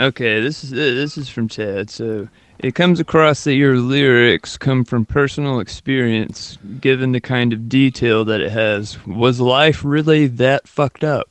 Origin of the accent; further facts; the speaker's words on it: Dallas-Fort Worth area, Texas, United States; I grew up in the Dallas-Fort Worth area of Texas